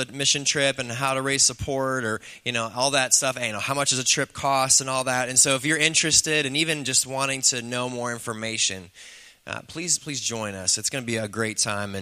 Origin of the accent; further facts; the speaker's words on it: Chicago, Illinois, United States; now in Pittsburgh, United States; I'm from Chicago